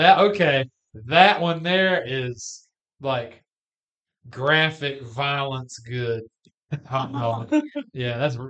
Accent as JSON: {"language": "English", "country": "United States", "said": "I'm from Carolina."}